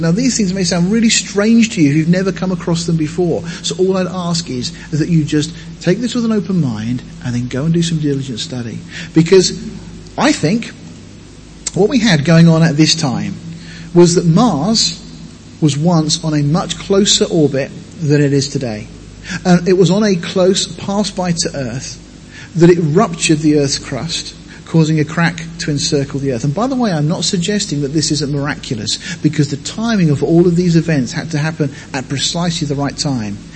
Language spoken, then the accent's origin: English; Deal, South East England, United Kingdom; moved away; I come from Deal in Kent, living right on the edge of the White Cliffs.